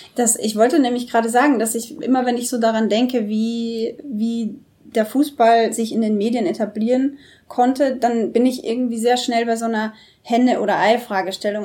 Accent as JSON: {"language": "German", "country": "Austria", "moved": "yes", "said": "Bei uns in Österreich, wo ich herkomme"}